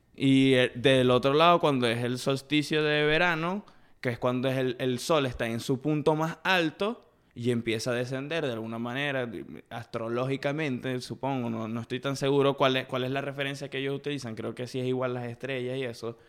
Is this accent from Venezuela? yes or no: yes; Maracaibo, Zulia, Venezuela; now in Kansas, United States; Nací en Maracaibo, me crié en Ciudad